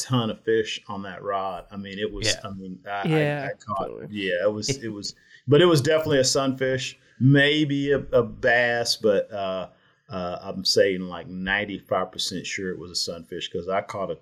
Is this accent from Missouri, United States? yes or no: no; Houston, Texas, United States; I was born in Houston.